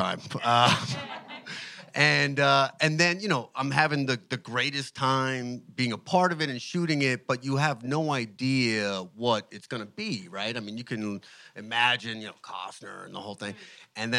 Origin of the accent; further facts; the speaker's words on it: New York, United States; now in Austin, United States; I'm from New York